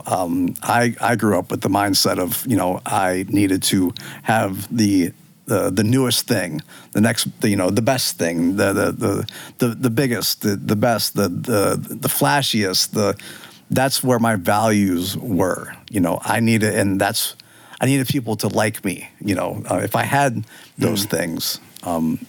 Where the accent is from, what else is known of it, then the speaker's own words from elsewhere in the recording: Northern Virginia, United States; I'm from Northern Virginia. I've grown up here my whole life.